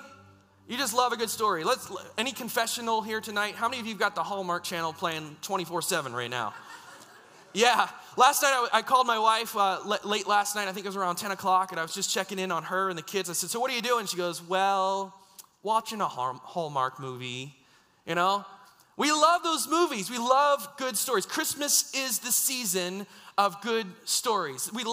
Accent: United States; now in Canada; I grew up in the States

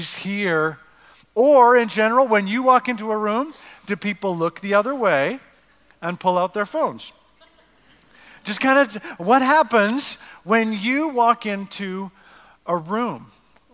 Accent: Canada; now in United States; I'm not actually American. I'm a North American. I'm Canadian

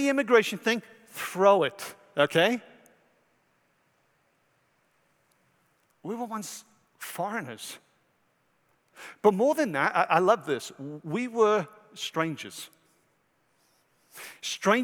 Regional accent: Wales, United Kingdom; now in United States; from Wales.

